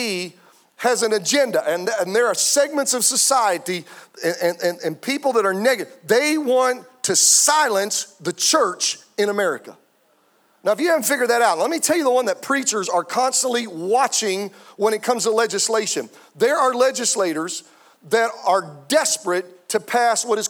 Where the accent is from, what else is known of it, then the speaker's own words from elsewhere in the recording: United States; I'm an American